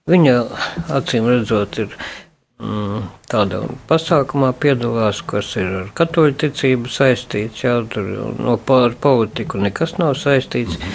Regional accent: Latvia; born there; Es esmu dzimis Audas jaunogavietes, tātad pa viducīti tieši, bet vecāki ir no Latgavas.

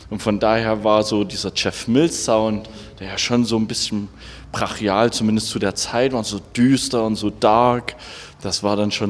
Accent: Saxony, Germany; Ich meine, ich komme ja aus der Gegend äh, von Dresden und da gab es halt einen zweiten Ableger von, vom Hardwax Record Store

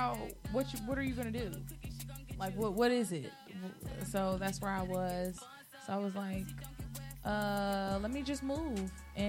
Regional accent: Louisville, Kentucky, United States; now in Cincinnati, United States; I'm originally from Louisville, Kentucky, but ooh. I do live in Cincinnati now.

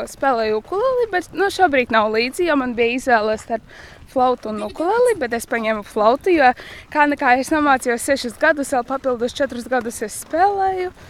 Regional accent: Vabole, Augšdaugava Municipality, Latvia; Esmu no Vabolas pagasta.

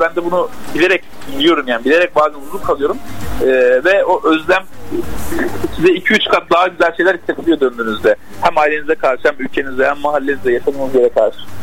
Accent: Antakya, Hatay, Turkey; moved away; also born or lived in Mersin / Istanbul; 96 Antakya doğumluyum.

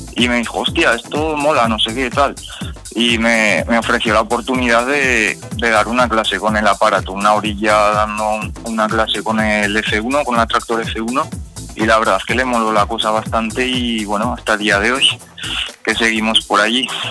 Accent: Fuentes de Ebro, Aragon, Spain; estoy aquí en Fuentes de Ebro, en mi pueblo

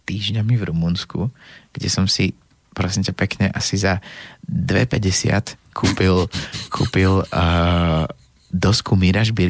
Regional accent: Slovakia; pretože som Slovák.

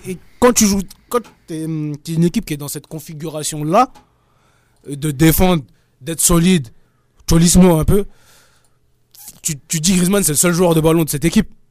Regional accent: France; nous on est français

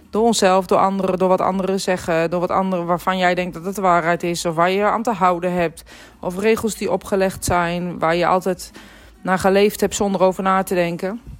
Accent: Netherlands; ik ben spiritueel medium, maar ik ben ook Nederlandse, ik ben ook een Griekse.

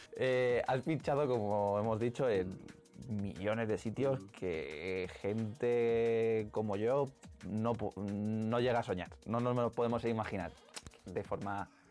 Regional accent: Ciudad Real, Castilla-La Mancha, Spain; el sueño de pinchar en una plaza de Ciudad Real, que es de donde soy

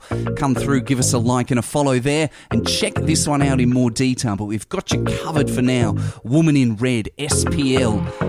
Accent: Perth, Western Australia, Australia; my hometown, Perth, Australia.

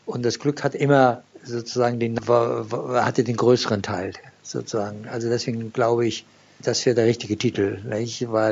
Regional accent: Iran; born there; German is a second language; da ich ein gebürtiger Iraner bin und ich in Deutschland studiert habe und nach dem Studium das Land verlassen äh, musste damals.

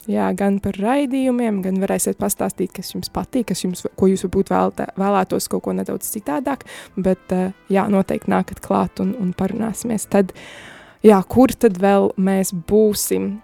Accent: Cesvaine, Madona Municipality, Latvia; now in Sigulda, Latvia; Cesvei, no kurienes es esmu

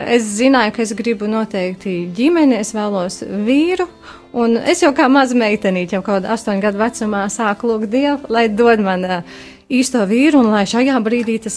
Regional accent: Liepāja, Kurzeme, Latvia; now in Riga, Latvia; Orģināli mēs nākam no Liepājas.

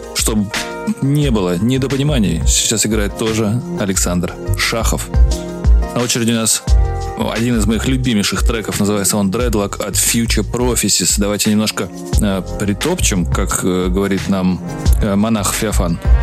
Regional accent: Moscow, Russia; я москвич.

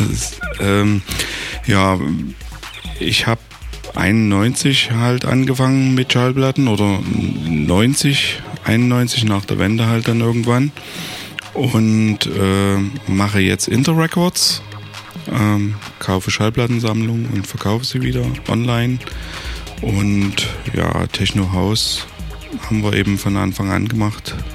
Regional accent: Dresden, Saxony, Germany; Ja, ich muss ja auch jeden Tag nach Heidenau fahren, ich bin ja auch Dresdner.

